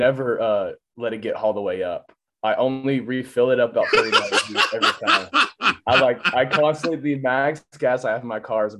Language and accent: English; Leander, Texas, United States; I'm an Austin native. I grew up in Leander.